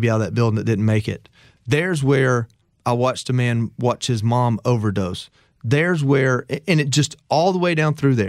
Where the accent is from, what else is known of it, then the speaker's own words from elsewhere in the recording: the South, United States; I grew up poor white in the South.